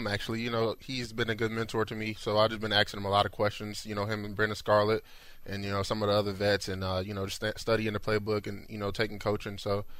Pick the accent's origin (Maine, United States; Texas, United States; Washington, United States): Texas, United States; Houston; also born or lived in North Carolina; I just never thought I'd be able to play for my hometown.